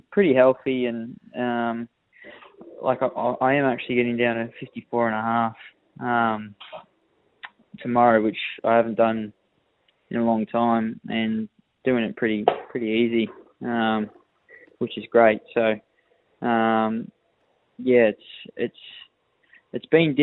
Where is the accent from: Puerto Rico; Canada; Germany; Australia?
Australia; Albury, New South Wales; moved away as an adult; also born or lived in Melbourne; now in Queensland, Australia; my hometown, Albury, and then had a little stint in Melbourne, and then moved to New South Wales